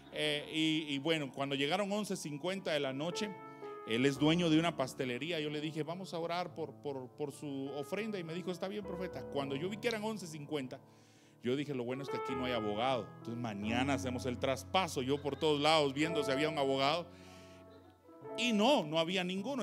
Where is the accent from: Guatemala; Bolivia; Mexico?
Guatemala; San Marcos; moved away; soy de San Marcos